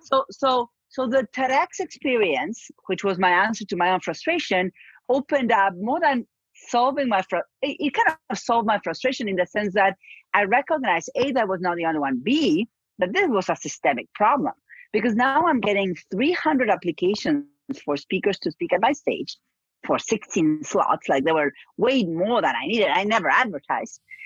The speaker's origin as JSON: {"language": "English", "country": "Argentina", "moved": "yes", "said": "I'm from Argentina"}